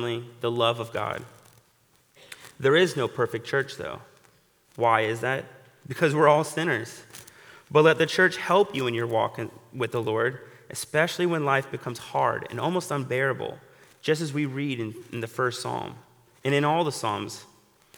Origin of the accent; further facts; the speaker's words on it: Florida, United States; moved away; my home state of Florida